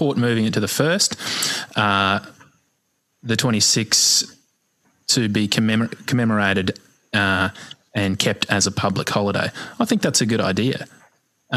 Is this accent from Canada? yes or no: no; Australia